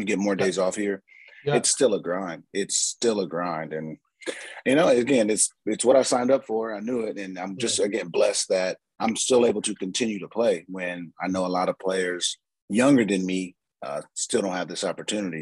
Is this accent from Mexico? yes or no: no; San Diego, California, United States; moved away as an adult; also born or lived in Appleton, Wisconsin; I'm going from San Diego, California